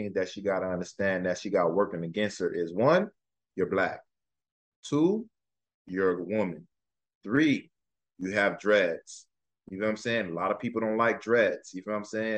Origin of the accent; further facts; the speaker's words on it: United States; I'm an American